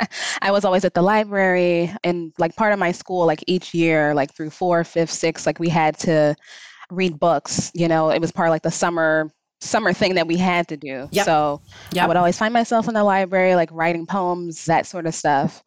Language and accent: English; Chicago, Illinois, United States; So I am truly a native Chicagoan, born and raised here, not from Schaumburg or any of the nearby, you know, suburbs. So I grew up actually on the north side of Chicago, so in the Edgewater neighborhood, and then moved around to like the Lakeview neighborhood. And currently I stay in River North.